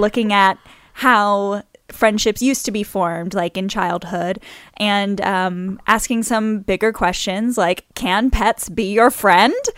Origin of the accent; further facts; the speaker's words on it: New Orleans, Louisiana, United States; I'm from New Orleans